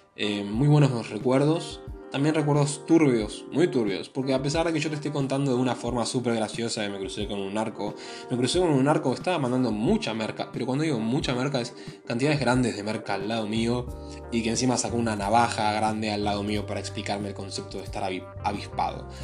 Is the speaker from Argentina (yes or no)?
yes; Argentina; soy argentino